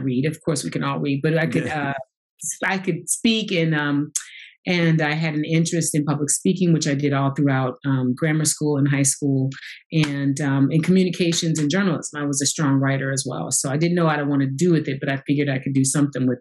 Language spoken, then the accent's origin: English; St. Louis, Missouri, United States; moved away as an adult; I grew up in St. Louis. I am from St. Louis, Missouri.